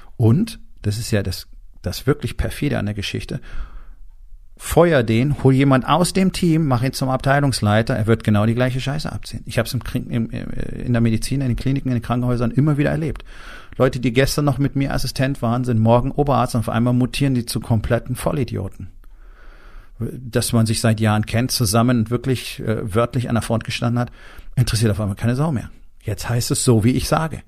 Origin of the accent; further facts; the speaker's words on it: Germany; bei uns in Deutschland